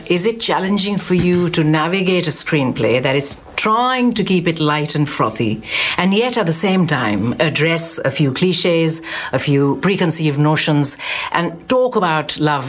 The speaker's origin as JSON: {"language": "English", "country": "India", "said": "being an Indian"}